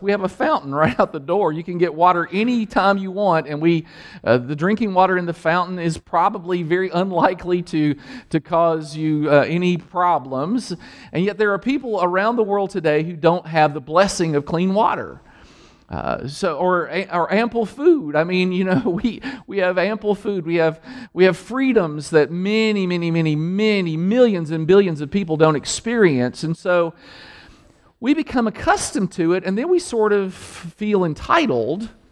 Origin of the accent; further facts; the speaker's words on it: Danville, Kentucky, United States; in the hood where I grew up in Danville, on the mean streets of Danville, Kentucky